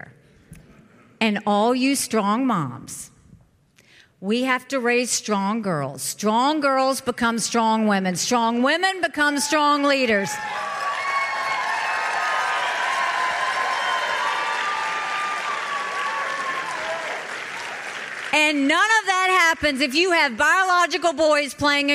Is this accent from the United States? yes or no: yes; Bamberg, South Carolina, United States; growing up in Bamberg, South Carolina.